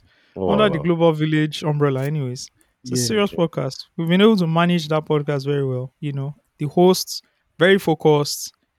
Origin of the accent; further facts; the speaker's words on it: Nigeria; growing up in Ikwaja, right, it was very rural.